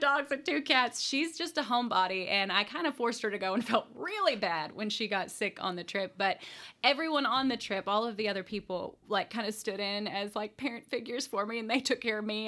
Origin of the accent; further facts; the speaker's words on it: Jessamine Creek Gorge area, Kentucky, United States; it's in my hometown and literally right across the street from where I grew up, the home I grew up